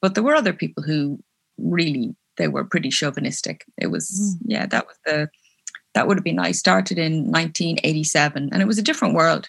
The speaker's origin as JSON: {"language": "English", "town": "Belfast", "region": "Northern Ireland", "country": "United Kingdom", "tie": "born there", "said": "I was born in Belfast in Northern Ireland, but only because my mom and dad were working there."}